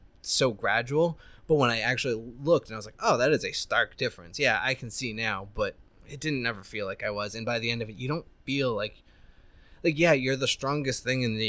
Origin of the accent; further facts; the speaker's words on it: United States; I'm American